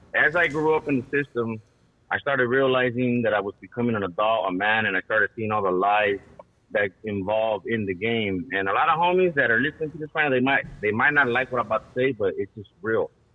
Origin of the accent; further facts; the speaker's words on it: Los Angeles, California, United States; I grew up in Ramona Gardens